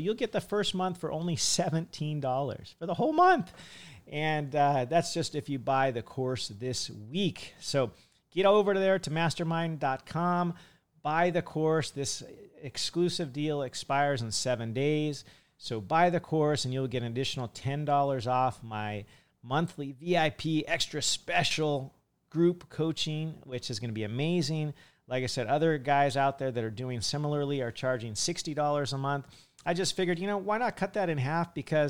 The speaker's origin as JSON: {"language": "English", "region": "Hawaii", "country": "United States", "said": "And I'm from Hawaii. That's where I spend most of my time."}